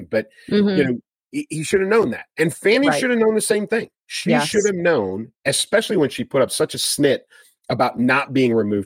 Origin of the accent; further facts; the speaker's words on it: Chicago, Illinois, United States; I'm a kid from Chicago